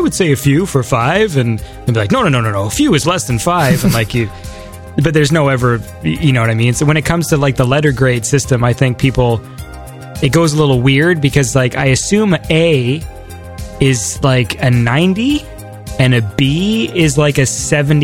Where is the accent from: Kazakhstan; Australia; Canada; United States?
Canada; I'm Canadian